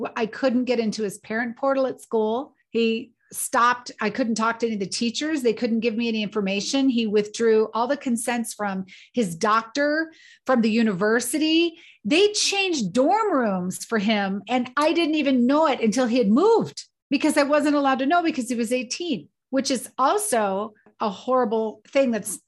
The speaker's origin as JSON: {"language": "English", "town": "Colorado Springs", "region": "Colorado", "country": "United States", "tie": "born or raised there", "said": "I grew up in the military, and my father's a retired colonel. I grew up in Colorado Springs on the Air Force Academy."}